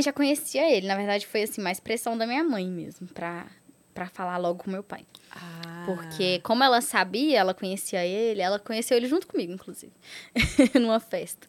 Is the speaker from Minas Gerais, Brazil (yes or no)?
yes; Catas Altas, Minas Gerais, Brazil; also born or lived in Contagem; eu sou do interior de Catas Altas, mas aí eu morei três anos lá em Contagem, depois eu voltei pro interior de novo.